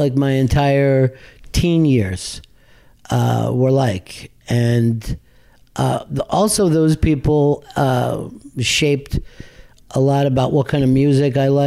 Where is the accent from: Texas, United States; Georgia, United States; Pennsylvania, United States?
Pennsylvania, United States; outside of Philadelphia; I grew up outside of Philly